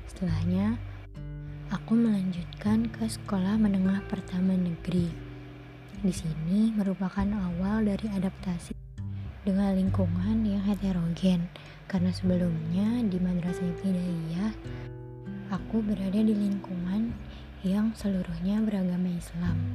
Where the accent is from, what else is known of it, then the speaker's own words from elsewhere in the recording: Jakarta, Indonesia; born there; Aku lahir di Jakarta pada tanggal 16 September tahun 2002.